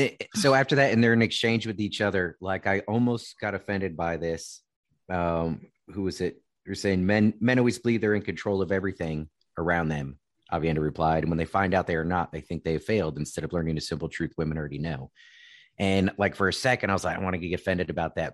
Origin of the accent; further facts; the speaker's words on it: Virginia, United States; growing up in Virginia